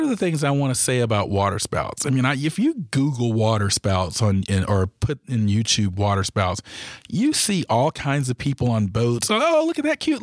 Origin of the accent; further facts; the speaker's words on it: Georgia, United States; moved away as an adult; I was from Georgia